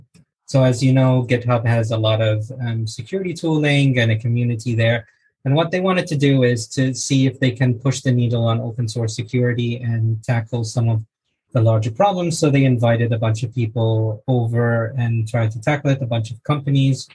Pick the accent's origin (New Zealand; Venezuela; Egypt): Egypt; now in London, United Kingdom; I live in London with my wife, and I'm originally from Egypt